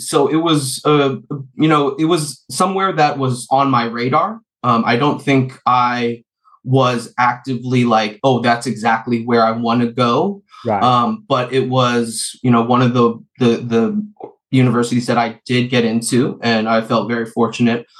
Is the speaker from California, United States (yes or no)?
yes; San Francisco, California, United States; i was born and raised in the beautiful city of san francisco uh very luckily uh grew up out by the beach ocean beach